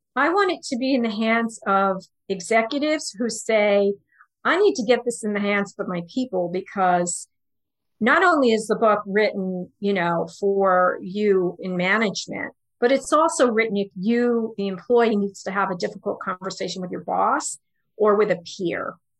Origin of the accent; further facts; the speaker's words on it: New York, United States; also born or lived in Houston; I'm from New York